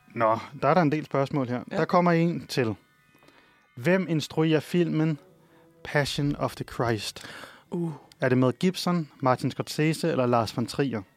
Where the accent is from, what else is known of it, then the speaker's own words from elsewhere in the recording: Copenhagen, Capital Region of Denmark, Denmark; da vi var he-, helt små, der boede vi i København